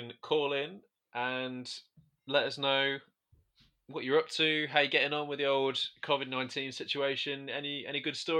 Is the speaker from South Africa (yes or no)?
no; Midlands, United Kingdom; I'm from the Midlands.